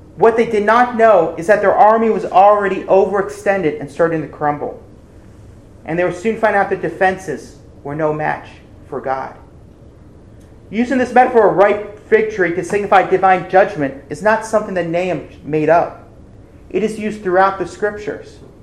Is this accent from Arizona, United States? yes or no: no; Ohio, United States; my home state of Ohio